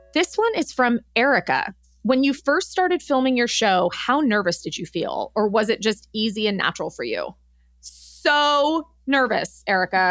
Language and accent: English; Los Angeles, California, United States; I grew up in Los Angeles.